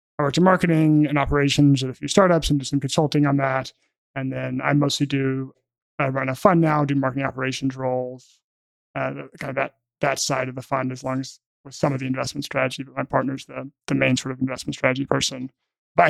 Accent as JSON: {"language": "English", "town": "Memphis", "region": "Tennessee", "country": "United States", "tie": "born or raised there", "also_born_or_lived": "Alabama", "said": "I grew up in Memphis, Tennessee"}